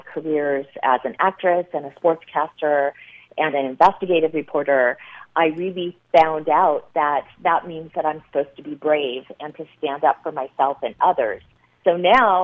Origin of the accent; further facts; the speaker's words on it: United States; I was born in the United States